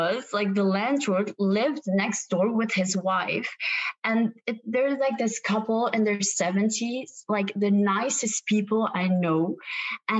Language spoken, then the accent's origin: English; Belgium; also born or lived in Ghent, Belgium; I'm from Belgium